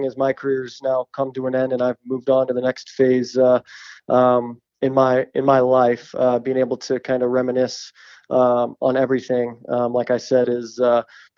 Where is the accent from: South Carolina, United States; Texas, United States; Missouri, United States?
Missouri, United States; St. Louis; born or raised there